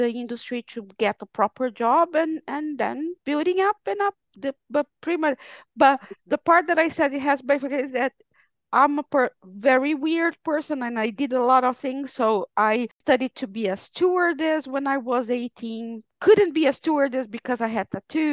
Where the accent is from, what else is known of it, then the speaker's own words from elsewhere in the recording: Brazil; moved away; I am Brazilian. I was born in Brazil, but I haven't lived in Brazil for over 20 years now.